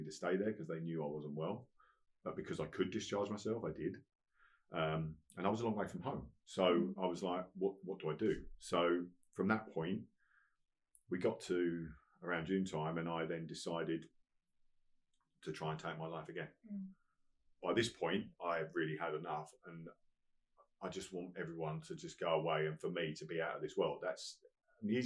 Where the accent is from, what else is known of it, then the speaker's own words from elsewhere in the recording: Colchester, East of England, United Kingdom; I was in Colchester in my hometown